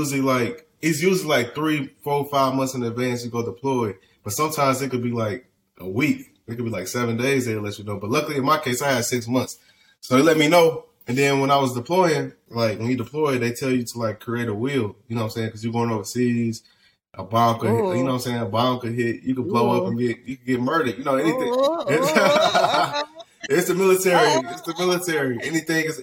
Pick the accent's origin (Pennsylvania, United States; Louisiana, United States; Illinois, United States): Illinois, United States; Chicago; moved away as an adult; also born or lived in California; now in Dallas, United States; I'm born and raised in Chicago, on the west side of Chicago.